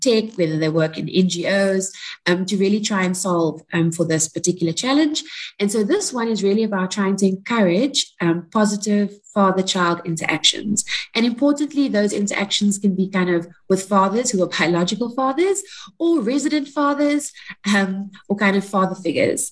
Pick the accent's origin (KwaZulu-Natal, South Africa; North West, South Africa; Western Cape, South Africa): Western Cape, South Africa; Cape Town; I'm from Cape Town, but I'm in Pretoria right now